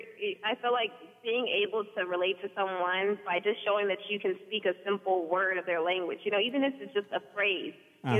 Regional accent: Inglewood, California, United States; I grew up in California. I went to Beulah Payne Elementary School

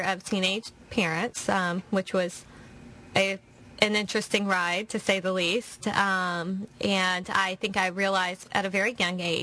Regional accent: Gulfport, Mississippi, United States; moved away as an adult; now in Irvine, United States; I'm from Mississippi, and I grew up in a little town called Gulfport

